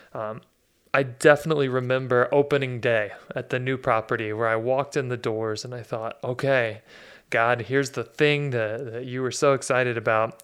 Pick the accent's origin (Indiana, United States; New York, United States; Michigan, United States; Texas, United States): Texas, United States; Dallas; So I was born in Dallas, Texas in 1982, and I grew up in a pretty comfortable middle class household